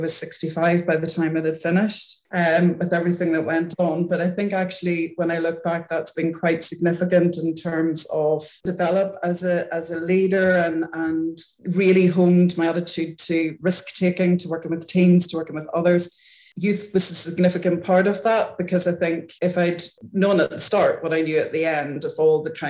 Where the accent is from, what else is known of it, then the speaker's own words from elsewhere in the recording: Northern Ireland, United Kingdom; moved away as an adult; now in Wales, United Kingdom; I started off my career in Northern Ireland, where I lived until 5 years ago